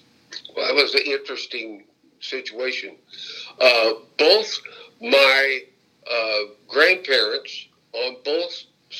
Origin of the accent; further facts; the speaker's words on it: Virginia, United States; born there; I was born in Bath County, Virginia, on July 1st, 1938.